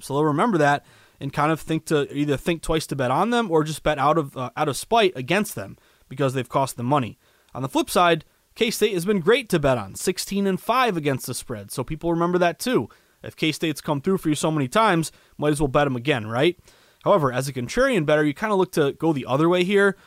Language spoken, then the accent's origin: English; Massachusetts, United States; Massachusetts, my home state. I live in the outskirts of Boston.